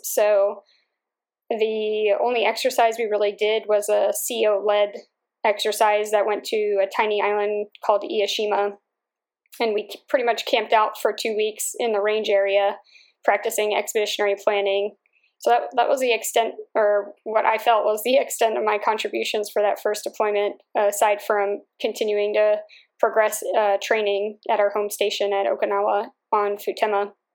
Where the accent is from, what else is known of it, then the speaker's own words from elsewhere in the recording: Holland, Pennsylvania, United States; I grew up in Bucks County, which is an area in northeast Philadelphia. It's a town called Holland